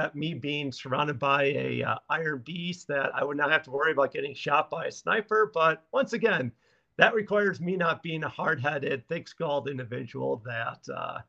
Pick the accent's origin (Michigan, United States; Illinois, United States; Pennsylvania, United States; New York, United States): Illinois, United States; Chicago; moved away as an adult; now in Lawrence, United States; Originally, I'm from South Side of Chicago